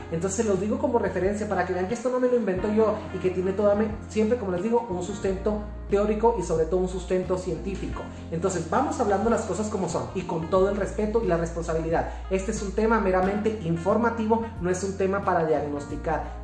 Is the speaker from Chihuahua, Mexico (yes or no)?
yes; Chihuahua, Mexico; soy de Chihuahua, I come from Chihuahua, Mexico